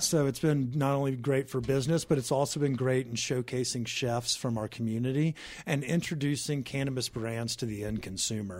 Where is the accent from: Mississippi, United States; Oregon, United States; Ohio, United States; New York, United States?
Mississippi, United States; now in Colorado, United States; I grew up in Mississippi.